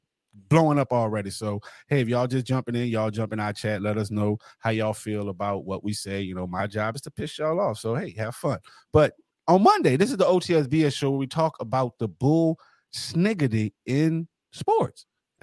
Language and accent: English; New Orleans, Louisiana, United States; I'm from New Orleans, and I've never heard of that.